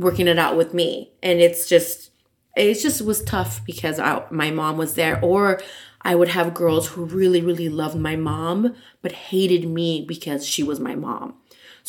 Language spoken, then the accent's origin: English; Los Angeles, California, United States; I'm born and raised in Los Angeles